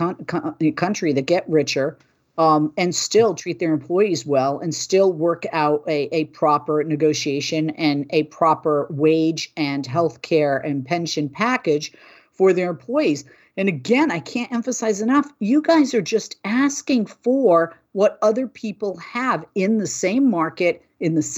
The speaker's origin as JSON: {"language": "English", "town": "Boston", "region": "Massachusetts", "country": "United States", "said": "I'm from Boston"}